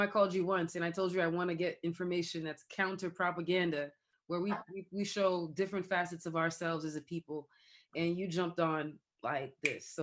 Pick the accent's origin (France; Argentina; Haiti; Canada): Haiti; moved away; I grew up in Haiti